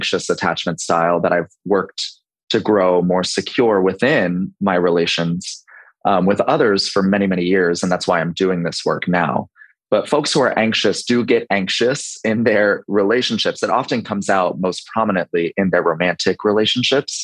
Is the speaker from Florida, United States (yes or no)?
no; Baltimore, Maryland, United States; now in Charleston, United States; I'm 35 and I'm located in Charleston, South Carolina, but originally from Baltimore, Maryland.